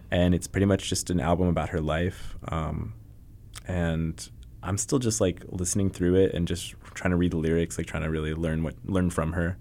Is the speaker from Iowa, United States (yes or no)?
yes; Cedar Rapids, Iowa, United States; moved away; my hometown, Cedar Rapids